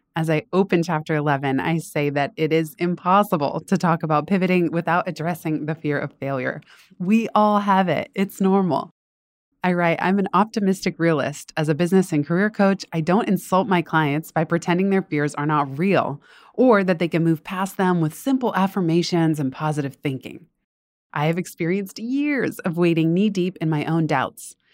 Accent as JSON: {"language": "English", "region": "Northern California", "country": "United States", "tie": "born or raised there", "also_born_or_lived": "Los Angeles, California", "moved": "as an adult", "lives_now": "East Coast, United States", "said": "I didn't wanna go to school in NorCal, that's where I grew up"}